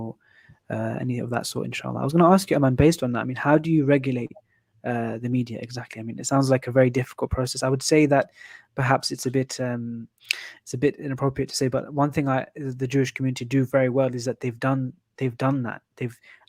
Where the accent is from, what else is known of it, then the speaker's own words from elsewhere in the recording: United Kingdom; we are British, as we say, but we're Muslims